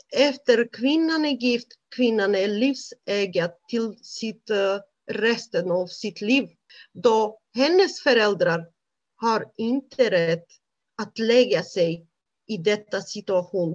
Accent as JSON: {"language": "Swedish", "country": "Romania", "tie": "born or raised there", "second_language": "Swedish", "moved": "as an adult", "lives_now": "Sweden", "said": "jag är född i Rumänien. Som barn, jag växte upp i en väldigt bra familj"}